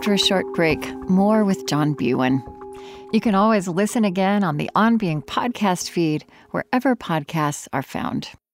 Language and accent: English; Oklahoma, United States; now in Minnesota, United States; I grew up in Oklahoma